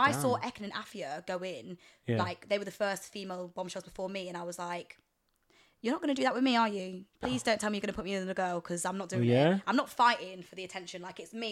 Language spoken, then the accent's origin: English; Melton Mowbray, East Midlands, United Kingdom; born or raised there; also born or lived in Leicester